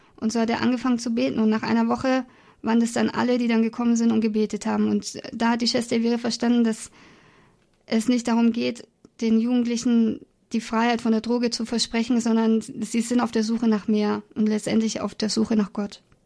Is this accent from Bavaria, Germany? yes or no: yes; Augsburg, Bavaria, Germany; ich komme aus Bayern, aus Augsburg